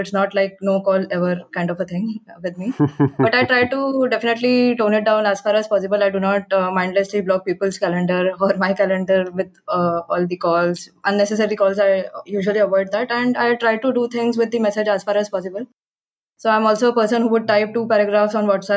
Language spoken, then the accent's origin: English; India; I'm definitely proud to come from this part of the world.